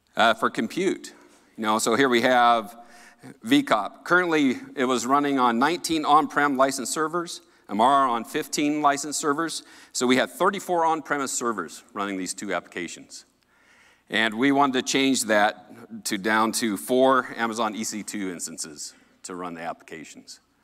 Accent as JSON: {"language": "English", "region": "Colorado", "country": "United States", "said": "I'm from Colorado."}